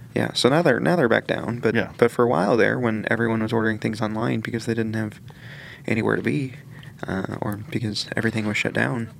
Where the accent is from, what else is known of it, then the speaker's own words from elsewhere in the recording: Greenwood, Indiana, United States; I grew up in Greenwood, Indiana